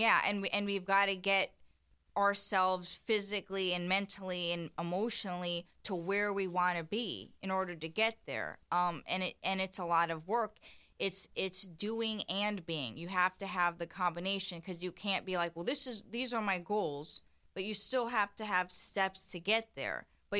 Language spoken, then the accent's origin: English; Indiana, United States; And I'm from Indiana, and I really never liked that. I call it small town mentality.